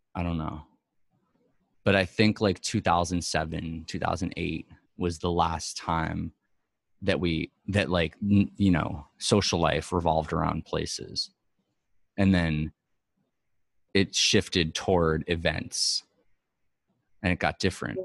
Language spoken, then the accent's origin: English; New York, United States; I'm from New York, born and raised